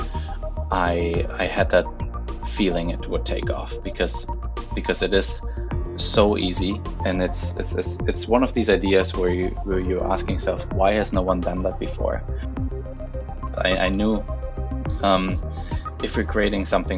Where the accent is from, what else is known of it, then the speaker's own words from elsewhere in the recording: the Alps in Germany, Bavaria, Germany; moved away as an adult; also born or lived in Ethiopia; now in Vancouver, Canada; the bigger version of home, where I grew up in the Alps in Germany